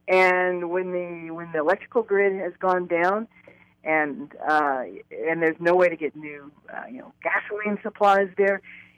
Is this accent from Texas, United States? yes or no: yes; Houston, Texas, United States; being the mayor of my hometown was the absolute honor of my life